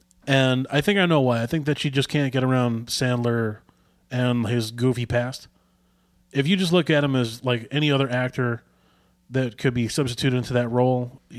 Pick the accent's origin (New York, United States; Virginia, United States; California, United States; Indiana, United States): New York, United States; Long Island; We're from Long Island.